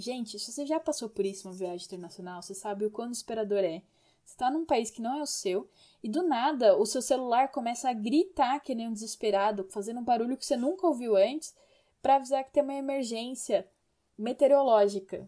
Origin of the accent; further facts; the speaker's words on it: Brazil; como brasileiros que somos, não tínhamos roupas para tanto frio